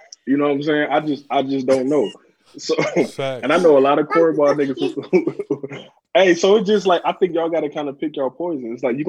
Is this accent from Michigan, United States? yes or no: yes; Saginaw, Michigan, United States; like I was born in Saginaw and raised in Saginaw